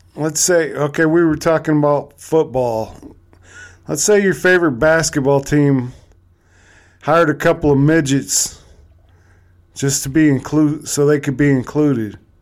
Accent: Cleveland, Ohio, United States; I'm actually from Cleveland

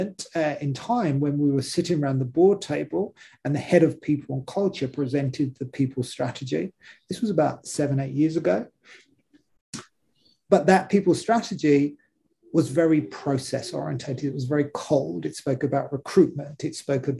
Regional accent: London, United Kingdom; moved away as an adult; now in Australia; I wasn't born in Australia. I've been in Australia for about 6 years now. Prior to that, I spent most of my life in London

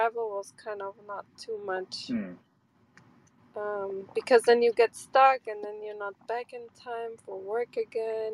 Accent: Germany; moved away; I grew up in Germany

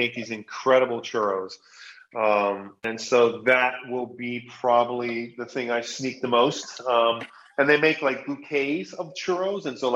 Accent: Hawaii, United States; I grew up in Hawaii

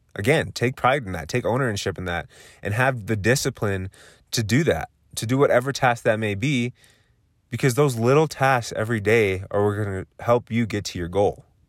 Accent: Southern California, United States; now in Colorado, United States; I am originally from Southern California, currently living in Colorado

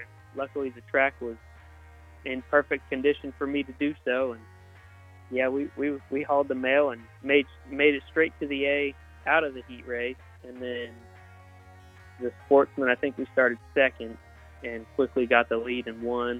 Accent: Wichita, Kansas, United States; I'm from Wichita, Kansas. I grew up going to 81 Speedway, about 15 minutes from my house.

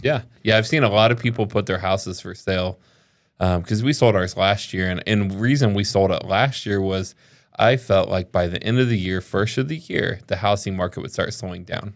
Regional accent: the South, United States; I grew up in the South

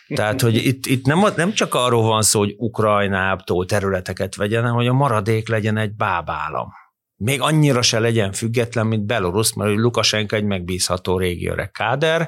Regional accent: Hungary

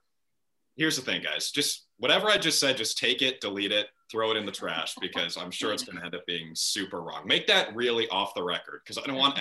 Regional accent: Minnesota, United States; moved away as an adult; also born or lived in Syracuse, New York / Alabama; now in Birmingham, United States; So I'm from Minnesota, right outside the Twin Cities. I now live in Alabama. I cover sports for the CBS affiliate in Birmingham

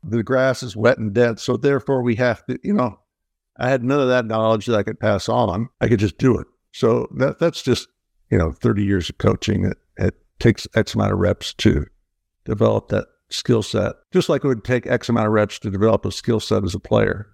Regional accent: Midwest, United States; growing up in the Midwest where the lives were quite simple and easy

